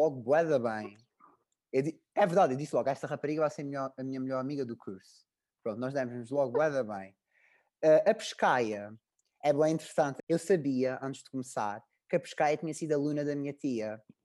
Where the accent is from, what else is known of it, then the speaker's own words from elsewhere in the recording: Azores, Portugal; moved away as an adult; now in Coimbra, Portugal; eu sou dos Açores